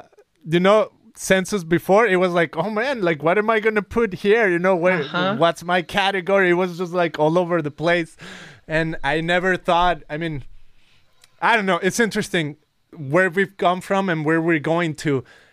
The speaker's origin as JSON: {"language": "English", "country": "Mexico", "lives_now": "United States", "said": "Versus me, I was born in Mexico, and it was easier to say, oh, I'm Mexican, that's it."}